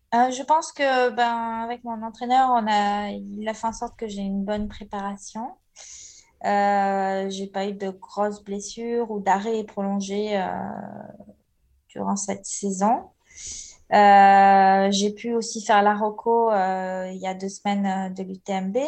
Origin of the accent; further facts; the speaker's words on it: Marseille, Provence-Alpes-Côte d'Azur, France; je suis née à Marseille